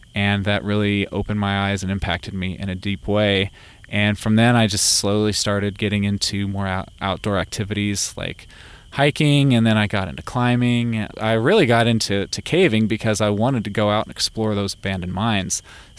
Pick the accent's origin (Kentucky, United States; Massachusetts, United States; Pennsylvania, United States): Kentucky, United States; moved away as an adult; also born or lived in Ohio / Florida; now in California, United States; I grew up in Kentucky. I spent a little bit of my young childhood life in Ohio. I don't really have too many memories of Ohio, but I grew up in Kentucky. You know, that's a big mecca for caving